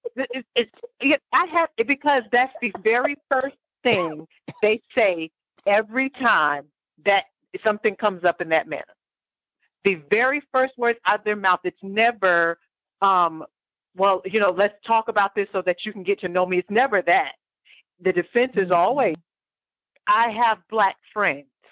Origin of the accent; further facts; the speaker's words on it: New York, United States; now in Florida, United States; growing up in New York